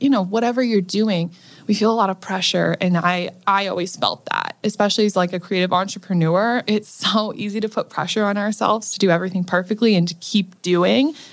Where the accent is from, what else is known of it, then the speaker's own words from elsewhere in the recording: Nebraska, United States; now in Los Angeles, United States; I come from Nebraska, from a dirt poor family that was on food stamps